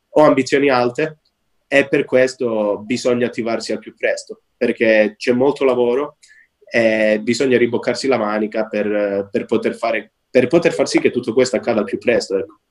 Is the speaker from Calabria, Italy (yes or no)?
yes; Calabria, Italy; moved away; ho lasciato l'Italia perché originariamente sono calabrese